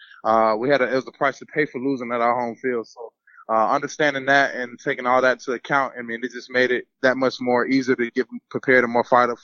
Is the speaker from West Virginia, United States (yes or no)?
no; Atlanta, Georgia, United States; also born or lived in Hiram, Georgia; I'm originally from Hiram, Georgia, born in Atlanta, Georgia, Northside Hospital